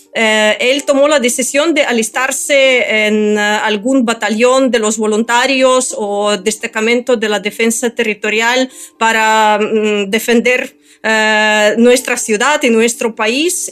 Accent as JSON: {"language": "Spanish", "region": "Kyiv", "country": "Ukraine", "tie": "born or raised there", "second_language": "Spanish", "said": "somos kievitas, es decir, que yo nací en Kiev eh, y soy kievita en cuarta generación"}